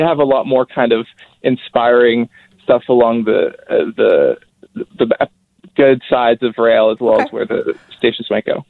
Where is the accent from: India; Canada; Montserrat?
Canada; Abbotsford, British Columbia; I'm from Abbotsford